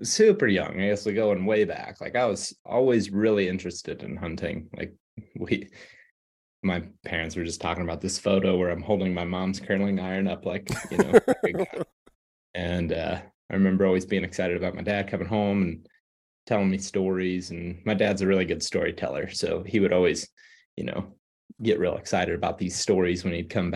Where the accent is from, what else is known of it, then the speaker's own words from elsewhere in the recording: Western Ohio, United States; moved away as an adult; also born or lived in Iowa; now in Colorado, United States; I grew up in Ohio, Western Ohio, in the flatlands